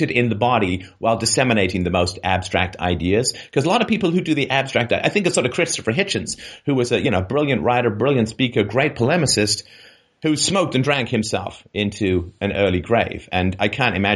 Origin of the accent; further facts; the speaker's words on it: England, United Kingdom; I grew up in England and was in Protestant church